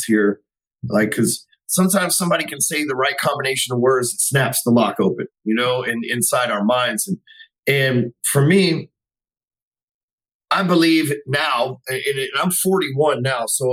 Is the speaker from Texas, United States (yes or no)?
yes; Dallas, Texas, United States; I grew up in Dallas, Texas my whole life, still live here.